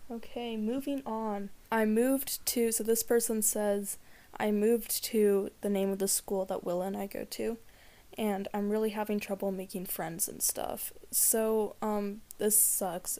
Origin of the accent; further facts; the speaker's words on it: Seattle, Washington, United States; now in Trout Lake, United States; I grew up in Seattle